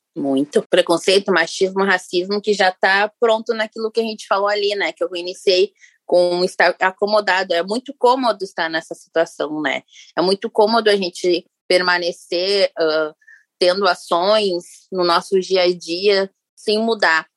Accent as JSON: {"language": "Portuguese", "region": "Rio Grande do Sul", "country": "Brazil", "said": "aqui em Porto Alegre, sou gaúcha"}